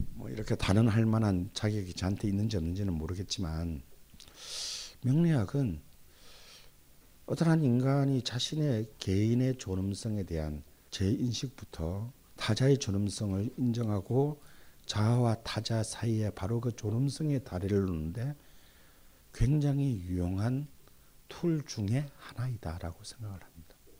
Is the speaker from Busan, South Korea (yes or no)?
yes; Busan, South Korea; 특히 제 고향 부산에